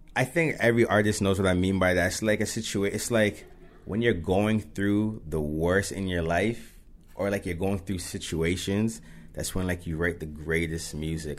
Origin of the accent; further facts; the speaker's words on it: Mississauga, Ontario, Canada; as we grew up, it's like, yeah, I'm from Saga